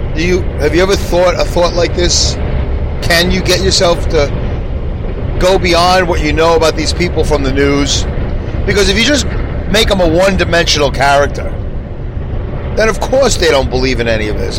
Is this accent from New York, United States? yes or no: yes; New York City, New York, United States; growing up in Brooklyn